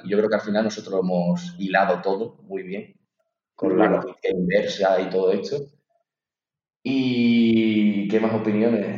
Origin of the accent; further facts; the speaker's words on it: Azuaga, Extremadura, Spain; moved away as an adult; also born or lived in Madrid; mi pueblo está totalmente, está en el triángulo de la Bermuda, entre Extremadura y Andalucía